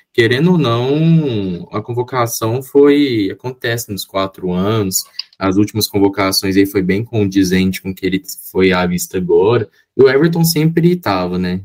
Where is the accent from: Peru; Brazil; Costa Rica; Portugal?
Brazil; como bom brasileiro